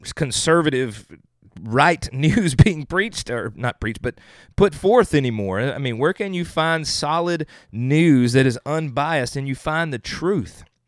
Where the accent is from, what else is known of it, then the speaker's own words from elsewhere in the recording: the South, United States; I'm from the South